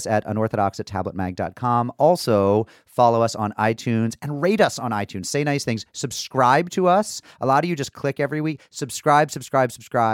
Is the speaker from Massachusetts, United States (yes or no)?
yes; Springfield, Massachusetts, United States; I'm a Massachusetts boy. I grew up in Springfield